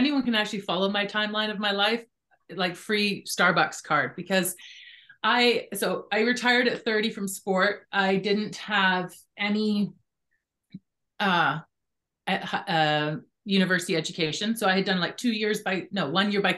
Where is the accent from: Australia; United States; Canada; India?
Canada; British Columbia; I grew up in British Columbia